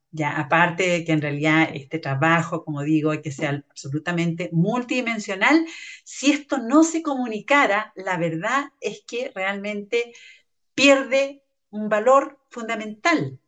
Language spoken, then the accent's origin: Spanish; Chile